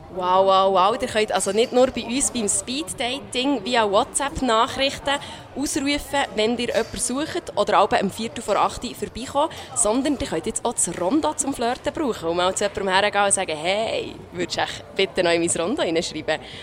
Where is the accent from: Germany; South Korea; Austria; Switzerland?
Switzerland; Bern; Als Bernerin